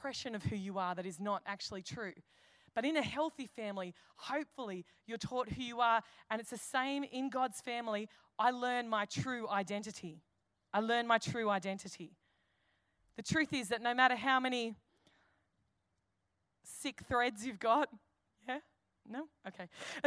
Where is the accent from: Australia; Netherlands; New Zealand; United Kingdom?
Australia; Campbelltown, New South Wales; I'm an Aussie. I'm a fair dinkum, true blue, 2560 Aussie, Campbelltown.